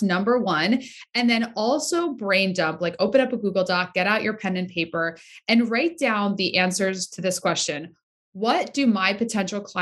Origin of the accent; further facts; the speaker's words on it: Southeast Pennsylvania, United States; now in Rhode Island, United States; I am born and raised in Pennsylvania, Southeast Pennsylvania